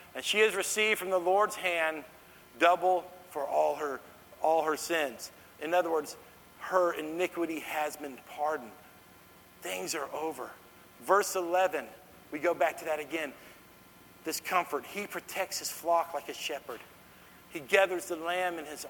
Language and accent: English; Dallas, Texas, United States; I grew up in Dallas